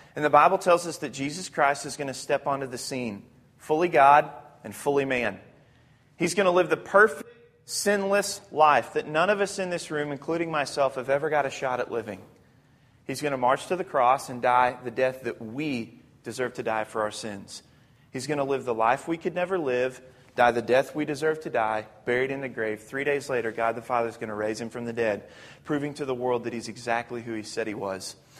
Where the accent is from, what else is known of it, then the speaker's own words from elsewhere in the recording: Arkansas, United States; I'm from Arkansas